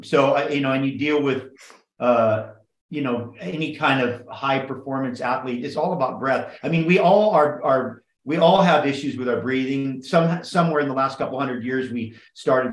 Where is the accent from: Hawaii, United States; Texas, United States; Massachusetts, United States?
Hawaii, United States; Kauai; also born or lived in Oahu / Big Island / Maui / California; I grew up on Kauai. I lived on all the islands